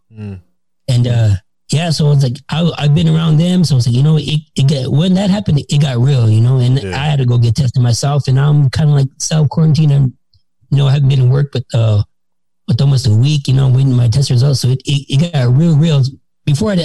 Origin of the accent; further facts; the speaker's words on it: Los Angeles, California, United States; I was born and raised California. I was born in East LA, but if anybody knows Southern California, I was raised in the San Fernando Valley